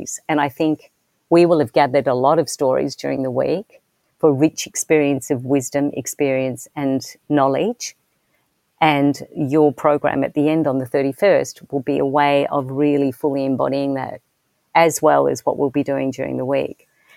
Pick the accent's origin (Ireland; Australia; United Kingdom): Australia; being Australian, I was raised in a particular way.